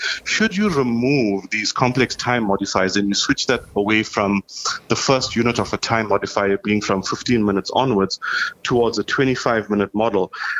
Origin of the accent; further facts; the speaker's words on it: South Africa; now in Canada; I've been in Canada about 10 years now. That's my personal story. I came in from South Africa in 2010.